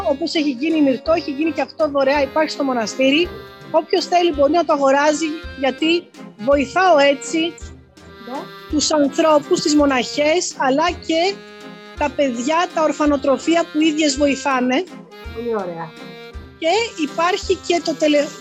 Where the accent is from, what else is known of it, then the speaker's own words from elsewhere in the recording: Greece; Είμαι περήφανη και είμαι περήφανη που είμαι Ελληνίδα και αυτό το, το επικοινωνώ στο εξωτερικό.